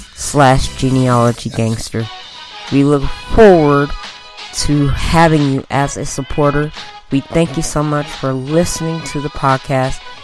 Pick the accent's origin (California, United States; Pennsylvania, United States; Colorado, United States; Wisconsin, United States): Colorado, United States; Denver; also born or lived in Utah / Illinois / Georgia; I was born and raised here in the Mile High City.